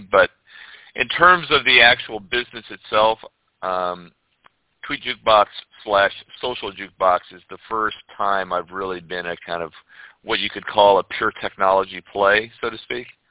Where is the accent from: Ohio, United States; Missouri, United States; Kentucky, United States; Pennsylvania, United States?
Ohio, United States; moved away as an adult; also born or lived in Florida / Europe / Cape Town, South Africa; now in St. Pete Beach, United States; I grew up in Ohio, and when I turned 18, I left I left the snow and I moved